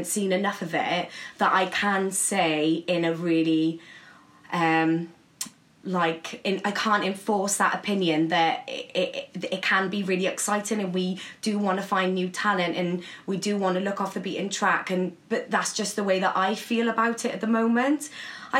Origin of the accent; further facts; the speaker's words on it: Cardiff, Wales, United Kingdom; accent: Welsh; now in London, United Kingdom; I'm not a valleys girl. I am actually from Cardiff.